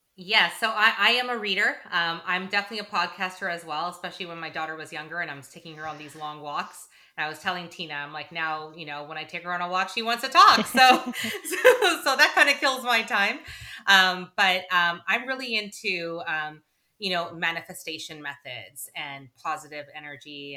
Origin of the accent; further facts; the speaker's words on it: Toronto, Ontario, Canada; moved away as an adult; also born or lived in United Kingdom; now in New Jersey, United States; we met in high school in our hometown of Toronto, Canada, and uh, so we're both Canadian.